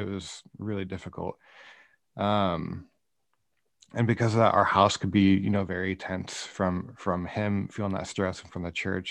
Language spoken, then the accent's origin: English; Iowa, United States; moved away as an adult; also born or lived in Kansas City; now in Northern California, United States; I grew up in Iowa. Um, I was there till I graduated high school